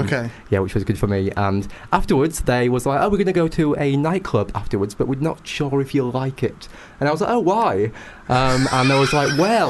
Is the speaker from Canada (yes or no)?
no; United Kingdom; accent: British; my British accent